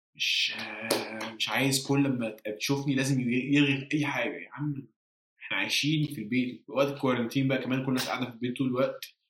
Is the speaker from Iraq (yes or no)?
no; Egypt; moved away; لو رجعت مصر وعشت في مصر